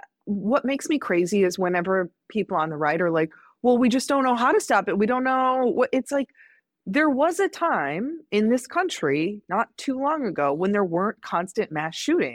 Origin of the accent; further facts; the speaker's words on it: Midwest, United States; I grew up in the Midwest where there's anti-abortion signs and like billboards